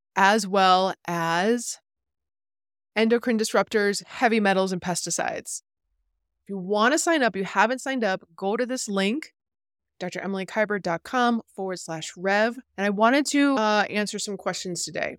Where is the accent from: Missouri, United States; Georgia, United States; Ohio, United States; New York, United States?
New York, United States; I'm a New Yorker at heart